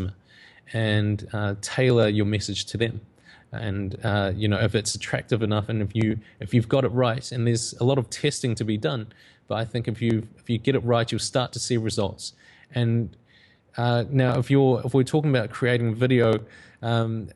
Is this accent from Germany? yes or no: no; New Zealand; growing up in New Zealand, I came from a visual effects background